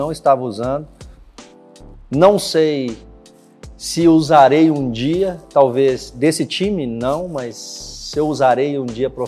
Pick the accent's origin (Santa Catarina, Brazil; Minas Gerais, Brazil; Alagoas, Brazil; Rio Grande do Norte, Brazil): Minas Gerais, Brazil; also born or lived in João Pinheiro / Canoeiros / Três Marias / Sete Lagoas; eu sou do interior de Minas Gerais, é uma cidade. Aliás, eu nasci numa fazenda chamada Fazenda Santana. Minha mãe me teve lá sozinha, meu pai não estava em casa, ela mesmo fez o parto. É, eu morei nessa, nessa fazenda